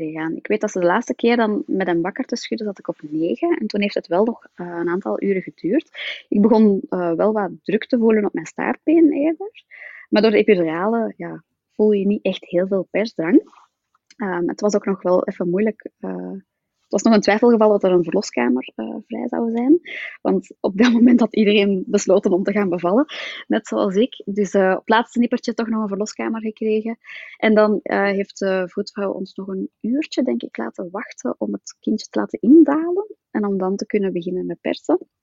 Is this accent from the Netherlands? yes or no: no; Flanders, Belgium; accent: Flemish; ik woon samen in het mooie België, zoals je wel kan horen